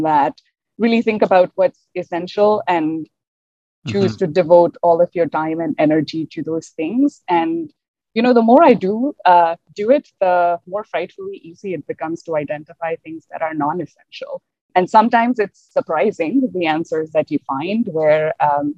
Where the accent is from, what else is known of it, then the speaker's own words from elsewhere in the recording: India; moved away as an adult; now in Canada; As a single woman from India who moved to Canada maybe about 6 years ago, I look around and there aren't too many of us, especially because growing up in India